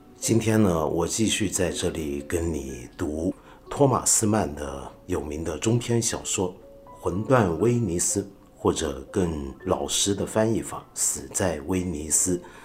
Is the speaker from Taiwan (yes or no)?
no; China; 我们中国人都知道姜太公， 都知道哪吒的故事